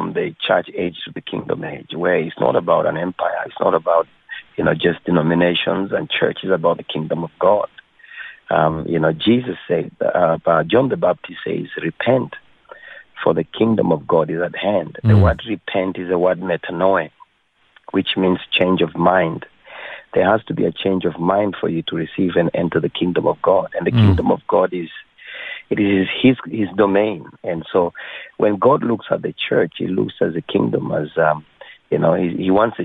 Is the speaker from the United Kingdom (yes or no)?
no; Kenya; moved away; I was born in Kenya